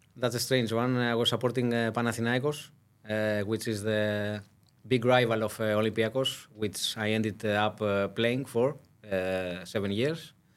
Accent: Greece; we are from Greece and small country

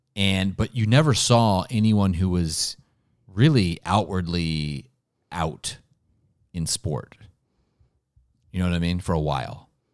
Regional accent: Ohio, United States; Ohio, my home state

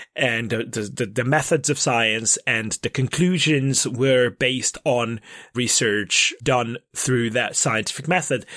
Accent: Székesfehérvár, Fejér, Hungary; my hometown, Székesfehérvár

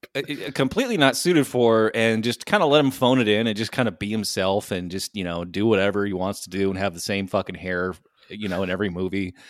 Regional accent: United States; I'm an American

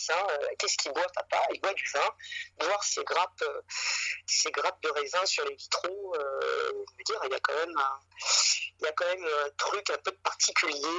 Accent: Paris, Île-de-France, France; je suis euh, déjà euh, d'origine, je suis parisienne. Oui. je suis à Paris, j'ai grandi à Paris. toute ma famille est, parisienne de, souche, hein, de père en fils, ça remonte très loin.

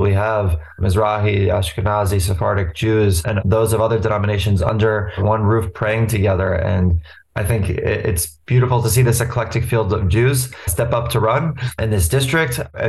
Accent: Great Neck, New York, United States; here in Great Neck, where I grew up. I'm a third generation Great Neck resident. When I graduated from Great Neck Public Schools

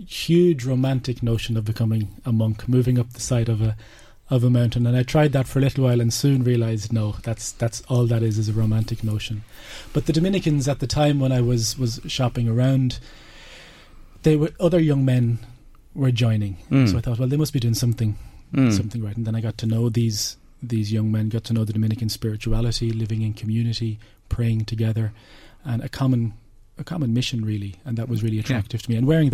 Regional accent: Drogheda, County Louth, Ireland; I'm from the Cord Road.

